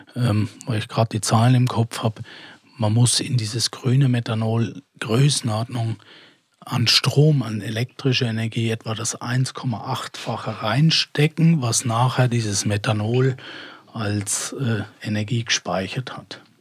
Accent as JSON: {"language": "German", "country": "Switzerland", "said": "bei uns in der Schweiz"}